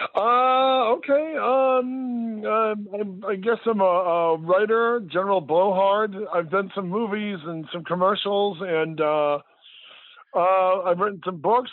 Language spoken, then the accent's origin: English; Detroit, Michigan, United States; moved away; I'm from Detroit